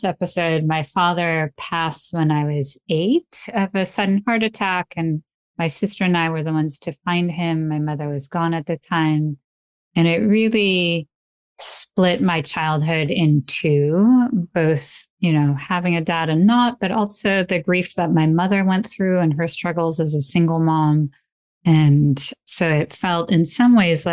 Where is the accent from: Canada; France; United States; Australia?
France; Paris, Île-de-France; moved away as an adult; also born or lived in Italy / Nepal; We grew up in Paris.